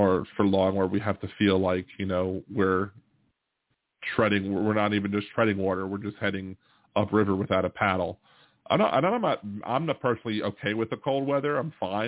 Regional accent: Maryland, United States; moved away; I'm from Maryland

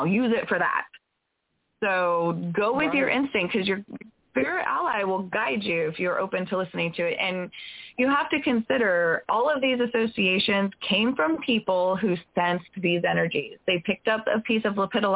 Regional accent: California, United States; I grew up in California where they have 100-foot redwoods

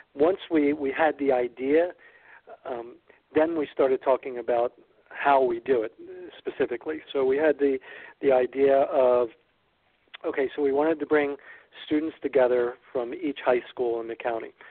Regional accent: Ewing, New Jersey, United States; I grew up in neighboring Ewing

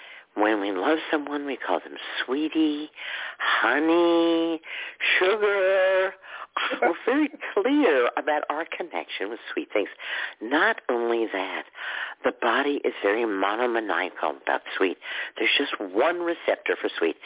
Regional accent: Texas, United States; moved away; where I grew up in Texas, where grits was a big breakfast food

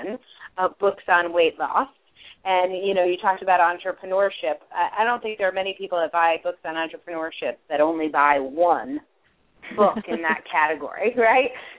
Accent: New England, United States; I'm from New England

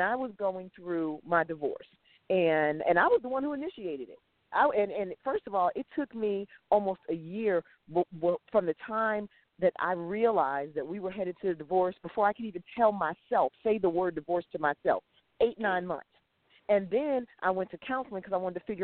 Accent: Connecticut, United States; I'm from Connecticut, not from Boston

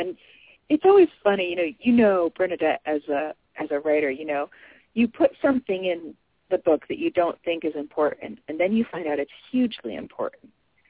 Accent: New England, United States; I'm from New England. I'm you know, like a seventh-generation New Englander.

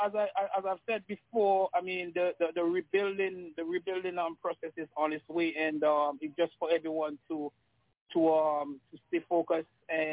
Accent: South River, Charlotte, St. Vincent & Grenadines; I'm from South River.

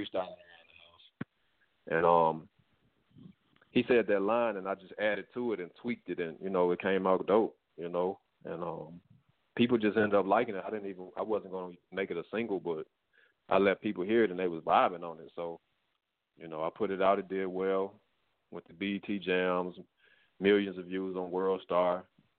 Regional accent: Memphis, Tennessee, United States; also born or lived in Atlanta; now in Los Angeles, United States; I'm from Memphis. I live in L.A.

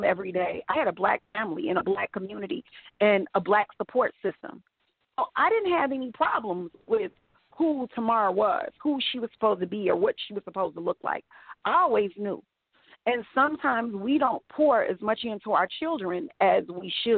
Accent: Chicago, Illinois, United States; I grew up, like, in the hood. But I went to school. I went to Jewish day school, like, on the other side of town. It was, like, a completely different Chicago

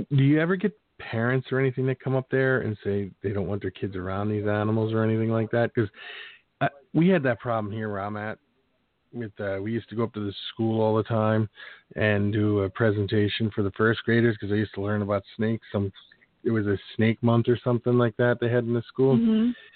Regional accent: Philadelphia, Pennsylvania, United States; moved away as an adult; also born or lived in Phoenix, Arizona; I was born and raised in Philadelphia

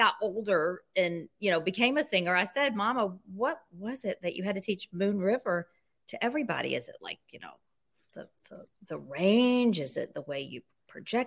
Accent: Jackson, Mississippi, United States; I grew up in Mississippi, in Jackson, Mississippi.

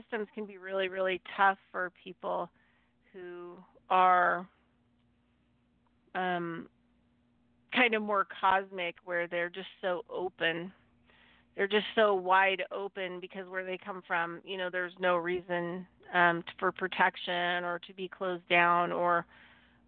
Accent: Nevada, United States; also born or lived in California; I was born in the USA, California. And then, And then I grew up in Nevada

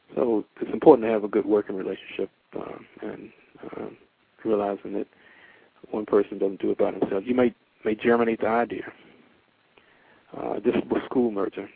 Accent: Winston-Salem, North Carolina, United States; also born or lived in Washington, D.C. / Durham, North Carolina; I was born in Washington D.C., but I was raised and grew up in Winston Salem, North Carolina. Uh, since five years old

